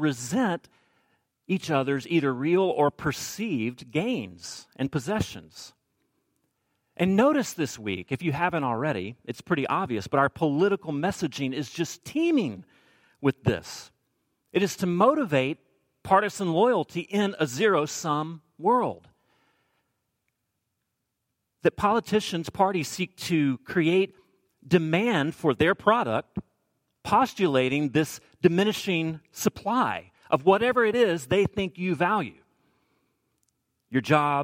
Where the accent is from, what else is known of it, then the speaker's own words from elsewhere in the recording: the South, United States; I'm from the South